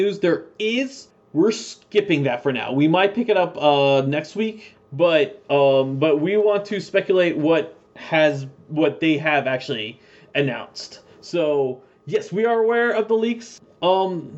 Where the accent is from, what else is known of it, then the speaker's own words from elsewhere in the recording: East Coast, United States; I grew up in the East Coast